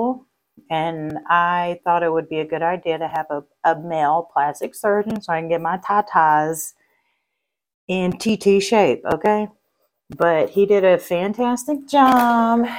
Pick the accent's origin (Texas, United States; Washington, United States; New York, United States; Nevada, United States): Texas, United States; I'm Texan